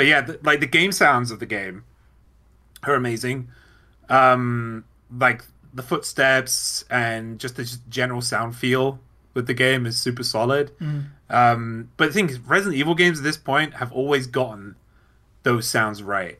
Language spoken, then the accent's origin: English; United Kingdom; I'm British